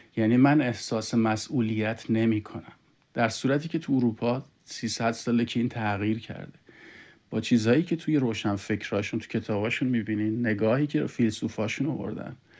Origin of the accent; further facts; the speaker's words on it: Iran; now in Canada; ما ایرانی هستیم